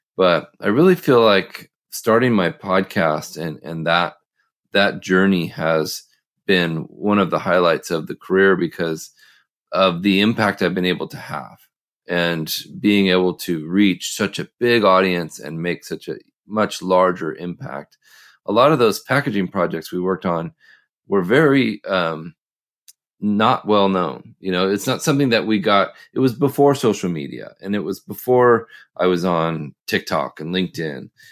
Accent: Oregon, United States; I grew up in the Northwest, uh, in Oregon

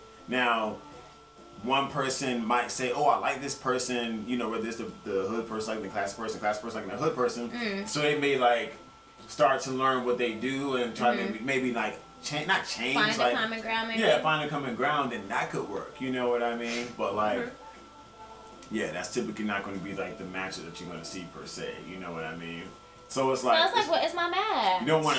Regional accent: the South, United States; We're from the South, too, so I definitely get that part.

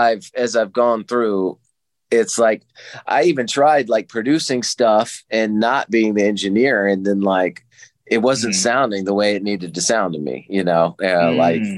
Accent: the Carolinas, United States; moved away as an adult; now in Nashville, United States; I'm originally from the Carolinas

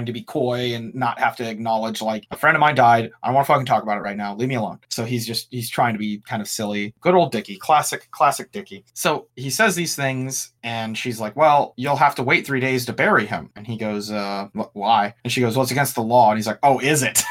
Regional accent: United States

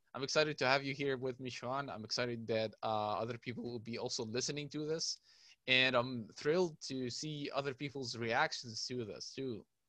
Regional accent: Cairo, Cairo Governorate, Egypt; I'm from Cairo, Egypt

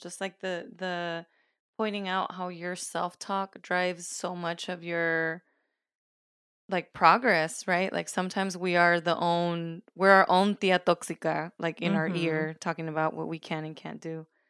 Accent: California, United States; I'm originally from the Bay Area. My family moved to SoCal.

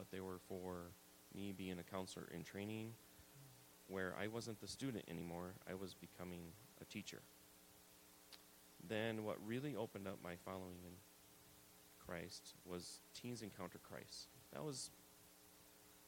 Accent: South Dakota, United States; moved away; I grew up in South Dakota.

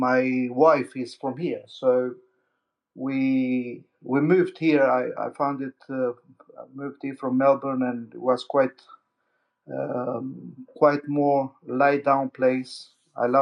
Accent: Albania; I was born in Albania, an ex-communist country

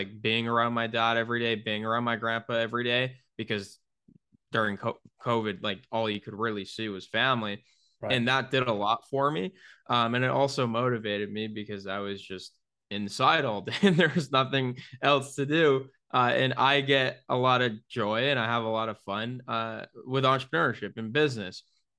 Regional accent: New York, United States; now in Tampa, United States; moving out of my childhood home in my hometown in upstate New York down to Tampa, Florida

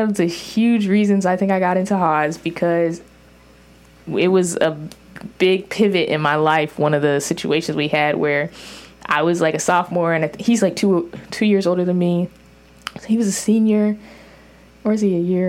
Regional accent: Orange County, California, United States; me growing up in Orange County and getting public school education

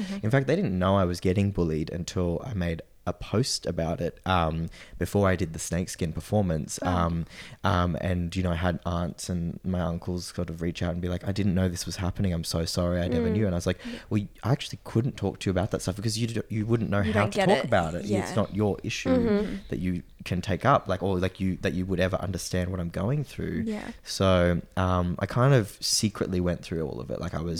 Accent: Sydney, New South Wales, Australia; oh, well, my mom is Japanese, but I was born in Sydney.

